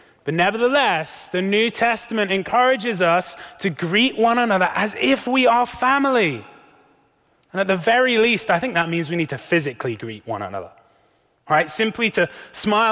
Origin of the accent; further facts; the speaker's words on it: United Kingdom; As a Brit